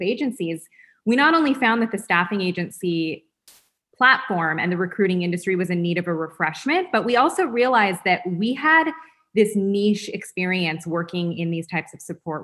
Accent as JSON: {"language": "English", "town": "Los Angeles", "region": "California", "country": "United States", "tie": "born or raised there", "said": "I'm born and raised in Los Angeles, started my career as a personal and executive assistant"}